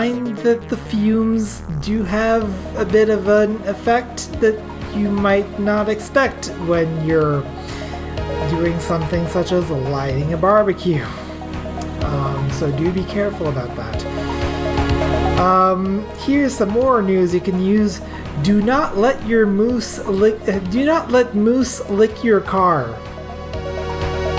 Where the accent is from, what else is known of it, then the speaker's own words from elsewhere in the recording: Atlantic Canada, Canada; I come from Atlantic Canada. I come from backwoods Atlantic Canada